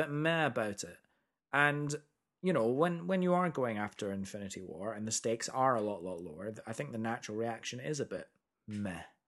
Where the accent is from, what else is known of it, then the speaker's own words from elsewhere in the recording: Edinburgh, Scotland, United Kingdom; moved away; also born or lived in America; we grew up in Edinburgh